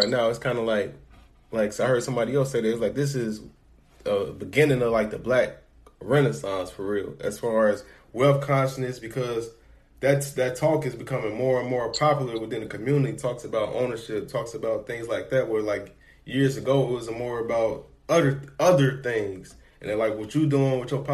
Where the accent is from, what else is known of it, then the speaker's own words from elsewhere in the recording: Chicago, Illinois, United States; I'm from Chicago